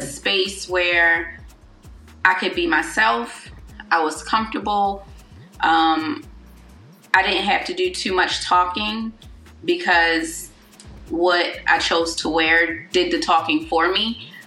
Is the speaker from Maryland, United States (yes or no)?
yes; Baltimore, Maryland, United States; I'm from Baltimore City